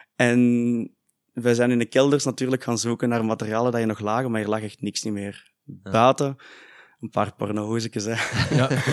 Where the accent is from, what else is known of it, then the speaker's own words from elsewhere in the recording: Heist-op-den-Berg, Flanders, Belgium; wij zijn allebei van IJssel den Berg